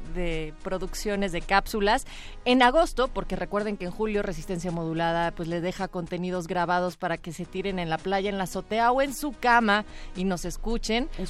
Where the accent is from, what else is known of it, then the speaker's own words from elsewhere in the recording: Mexico; yo como mexicana